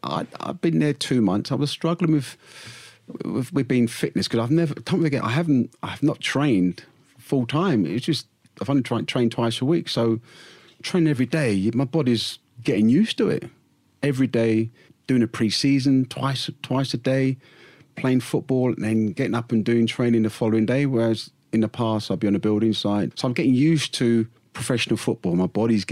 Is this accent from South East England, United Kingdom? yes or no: no; London, United Kingdom; moved away as an adult; also born or lived in West Bromwich; I'm a Londoner